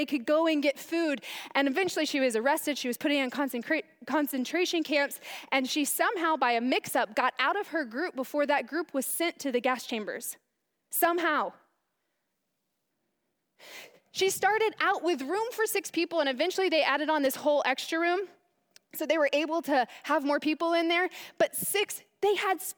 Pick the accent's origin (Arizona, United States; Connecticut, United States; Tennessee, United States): Arizona, United States; Chandler; I'm from Chandler